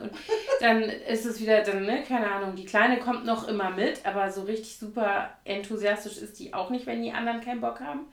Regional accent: Koblenz, Rhineland-Palatinate, Germany; now in Berlin, Germany; Koblenz aus, meiner Heimatstadt

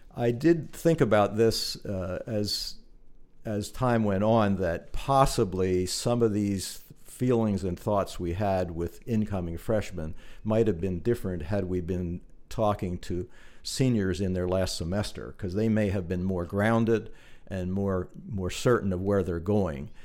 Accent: New Holland, Pennsylvania, United States; also born or lived in Blue Ball; I was born in New Holland. I spent all of my growing up years in New Holland and Blue Ball

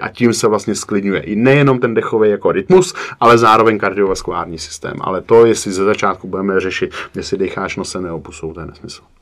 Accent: Prague, Czechia; u nás v Praze

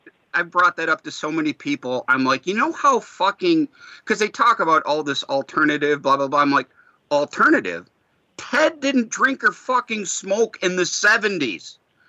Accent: Detroit, Michigan, United States; growing up in Detroit

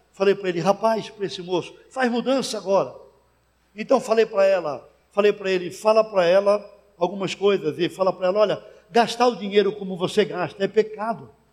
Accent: Santos, São Paulo, Brazil; eu fui pastorear uma igreja em Santos, minha cidade natal

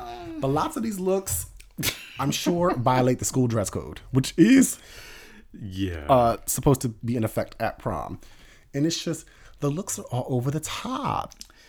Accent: Philadelphia, Pennsylvania, United States; we're from Philadelphia.

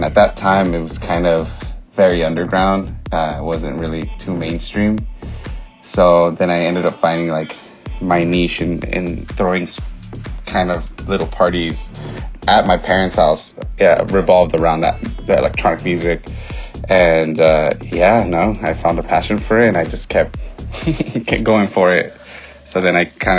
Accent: Fontana, California, United States; I grew up in Fontana

